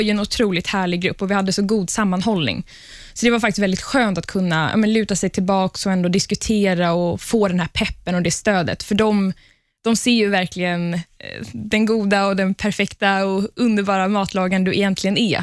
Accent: Palestine; moved away; Jag kommer ursprungligen från Palestina

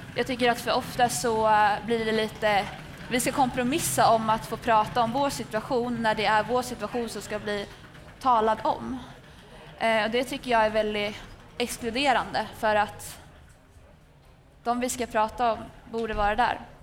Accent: Västerås, Västmanland, Sweden; är 22 år gammal och kommer från Västerås

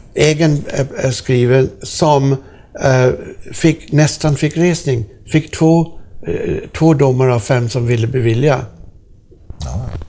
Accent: Sweden; jag är från Sverige

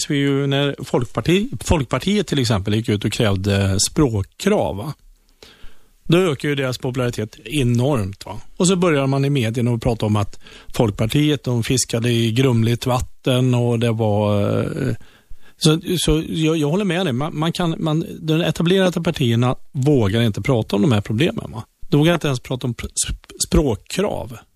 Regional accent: Västra Götaland, Sweden; jag har varit en ganska flitig debattör i, i tidningar och sånt i, i Skaraborg, Västra Götaland där jag kommer ifrån.

